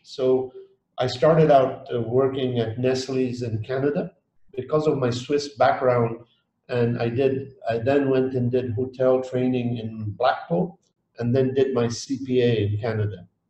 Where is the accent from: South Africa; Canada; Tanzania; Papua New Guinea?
Tanzania; Dar es Salaam; moved away; also born or lived in Geneva, Switzerland; I was born in Dar es Salaam, Tanzania, many, many years ago. And I did my first part of schooling there. And then my family sent me to École Internationale de Genève in Geneva